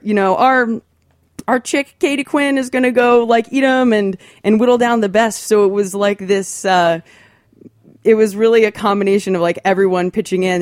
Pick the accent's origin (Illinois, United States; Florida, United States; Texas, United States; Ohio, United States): Ohio, United States; Athens; I'm from Athens, Ohio. It's a small, little college town.